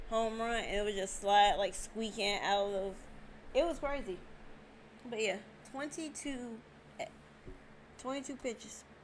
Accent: San Marcos, California, United States; I was in San Diego County. Let's get it right. I grew up in San Marcos, which is in San Diego County.

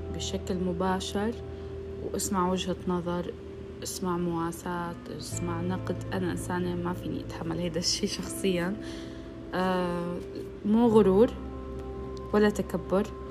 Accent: Syria; now in Saudi Arabia; أنا من سوريا بس عايشة بالسعودية

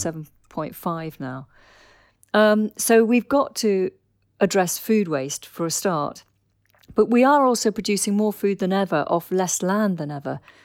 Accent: Dorset, South West England, United Kingdom; I grew up in Dorset

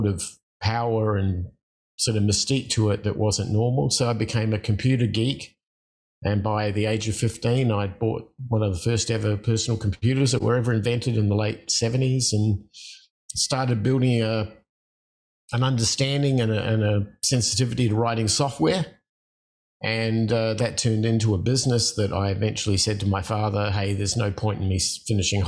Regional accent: Adelaide, South Australia, Australia; I was born in Australia in a town called Adelaide on the South Central Coast in the 60s

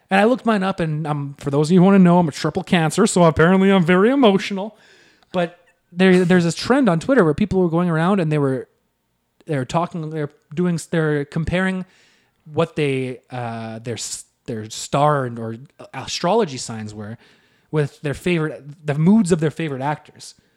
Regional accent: Selkirk, Manitoba, Canada; we're from Selkirk

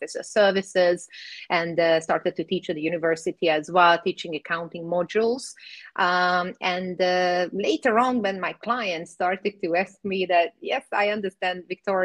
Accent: Hungary; moved away; also born or lived in Cyprus; I was born in Hungary, so I speak Hungarian

